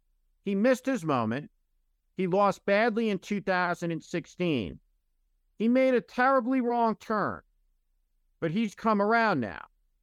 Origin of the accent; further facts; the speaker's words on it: New Jersey, United States; my home state, New Jersey.